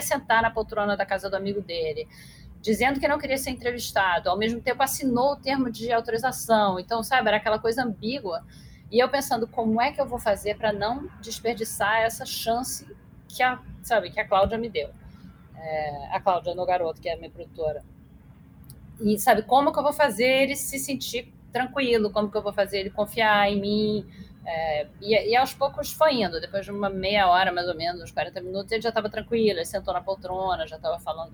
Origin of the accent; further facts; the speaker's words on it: Rio de Janeiro, Brazil; also born or lived in United States; eu que sou carioca, que moro no Rio e morei no Rio a minha vida inteira